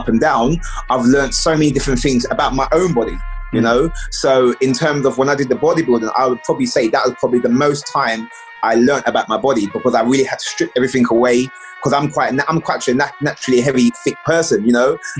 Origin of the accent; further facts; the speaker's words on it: London, United Kingdom; I grew up in East London